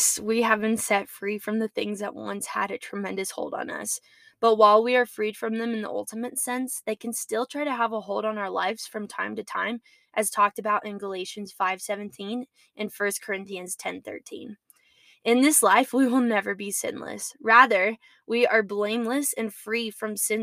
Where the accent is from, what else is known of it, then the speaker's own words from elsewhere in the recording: United States; as American citizens